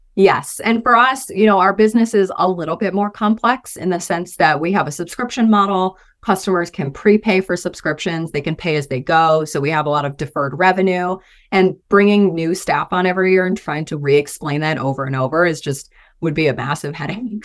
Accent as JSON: {"language": "English", "region": "Michigan", "country": "United States", "moved": "as an adult", "lives_now": "Boise, United States", "said": "I'm originally from Michigan, moved out to Boise, um, in twenty eighteen, twenty nineteen"}